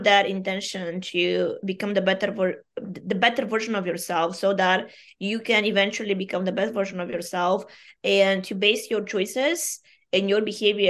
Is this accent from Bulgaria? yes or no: yes; Bulgaria; first language Bulgarian; English is a second language; moved away; I am Bulgarian by origin.